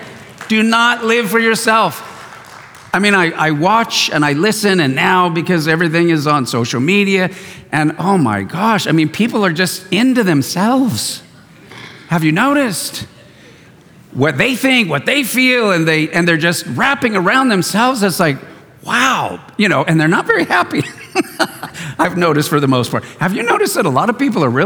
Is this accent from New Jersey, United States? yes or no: no; East County, California, United States; I grew up out in East County